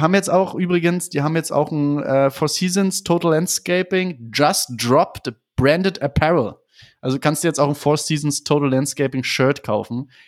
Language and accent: German; Berlin, Germany; ich komme aus Berlin